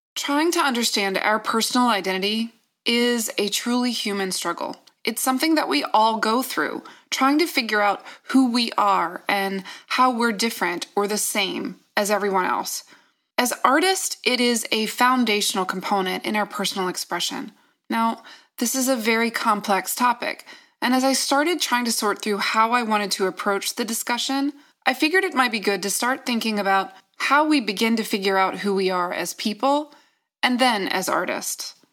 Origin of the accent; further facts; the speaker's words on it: Virginia, United States; I'm from Virginia